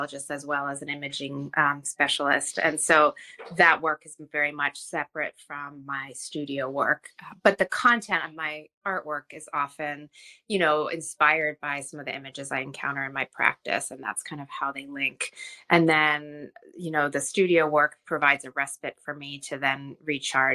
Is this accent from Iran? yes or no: yes; Iran; moved away; I studied Iranian calligraphy when I was a child growing up in Iran.